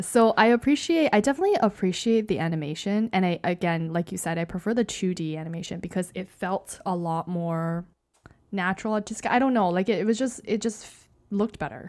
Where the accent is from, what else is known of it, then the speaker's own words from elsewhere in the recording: Canada; I am Canadian